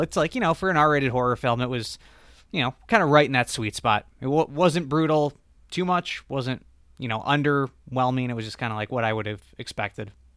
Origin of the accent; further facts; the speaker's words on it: Michigan, United States; I'm from Michigan